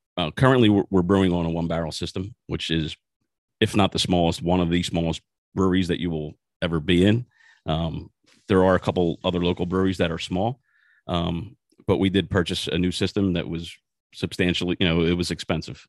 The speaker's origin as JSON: {"language": "English", "town": "Philadelphia", "region": "Pennsylvania", "country": "United States", "tie": "born or raised there", "moved": "as an adult", "lives_now": "New Jersey, United States", "said": "I was born and raised in South Philadelphia."}